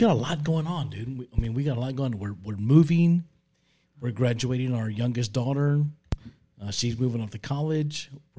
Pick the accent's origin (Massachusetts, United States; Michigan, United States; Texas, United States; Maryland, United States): Texas, United States; San Antonio; he's from my hometown in San Antonio.